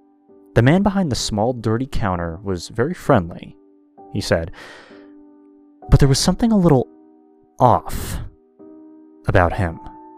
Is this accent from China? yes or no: no; Mexico; born there; So, I was born in Mexico. My father was a goat farmer, and my mother used to weave baskets so that we could have at least two meals a day.